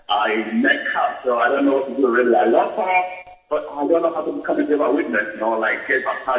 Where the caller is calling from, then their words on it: Germany; I'm calling from Germany.